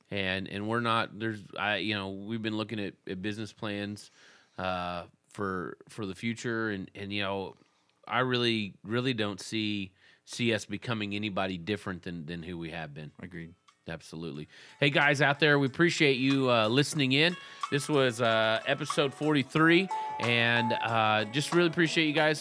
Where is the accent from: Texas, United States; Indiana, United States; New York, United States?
Texas, United States; growing up in Texas